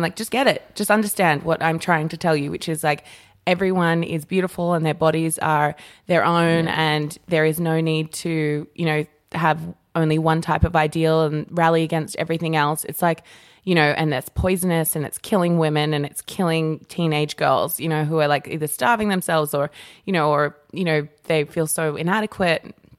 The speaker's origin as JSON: {"language": "English", "country": "Papua New Guinea", "tie": "born or raised there", "said": "growing up in New Guinea, like your body isn't a sexual, you know, a crazy sexual thing."}